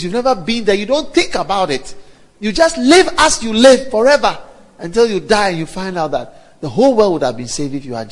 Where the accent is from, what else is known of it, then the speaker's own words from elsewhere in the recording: Ghana; I am a Ghanaian from Ghana